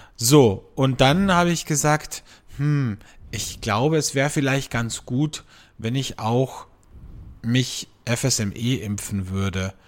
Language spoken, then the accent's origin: German; Austria; bei uns in Österreich